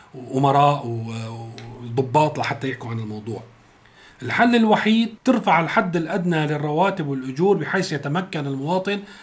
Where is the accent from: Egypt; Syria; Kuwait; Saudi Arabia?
Syria